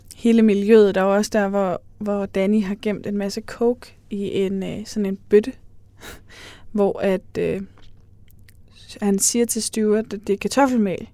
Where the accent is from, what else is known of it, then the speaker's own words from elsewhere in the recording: Aarhus, Central Denmark Region, Denmark; jeg er fra Aarhus